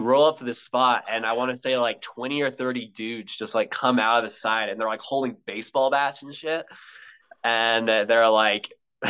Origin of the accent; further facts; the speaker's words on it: Colorado, United States; Yeah, well, since I grew up in Colorado, honestly, like anything mountains